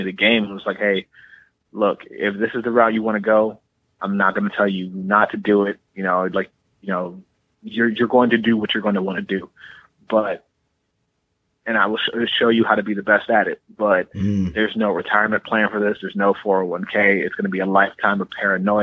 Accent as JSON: {"language": "English", "town": "Cleveland", "region": "Ohio", "country": "United States", "tie": "born or raised there", "said": "growing up in Cleveland"}